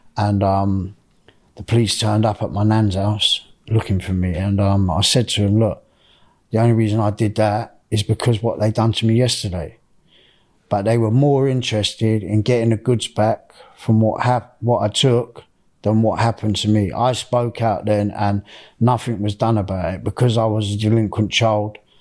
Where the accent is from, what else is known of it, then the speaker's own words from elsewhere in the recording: Reading, South East England, United Kingdom; I was born in Reading in Berkshire. Um, I was born on the D Road Estate